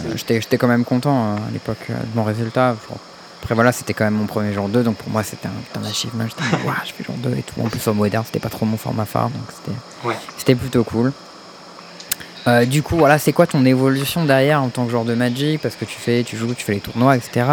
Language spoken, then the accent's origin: French; Paris, Île-de-France, France; je suis parisien